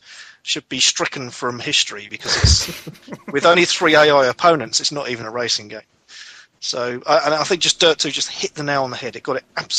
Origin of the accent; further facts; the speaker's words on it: United Kingdom; I'm a Brit